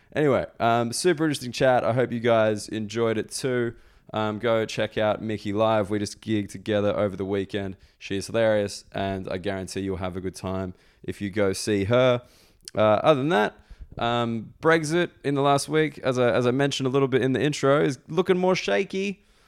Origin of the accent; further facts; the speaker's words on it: Australia; moved away; I'm Australian